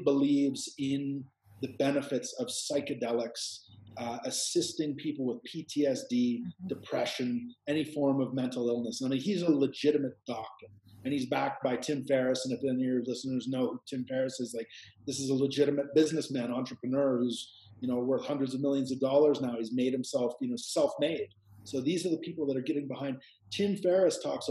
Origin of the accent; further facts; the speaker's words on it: Canada; moved away as an adult; now in Peru; I'm Canadian